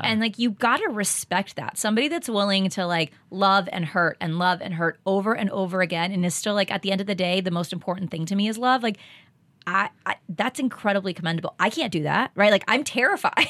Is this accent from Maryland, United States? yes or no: no; Texas, United States; moved away; I grew up in Texas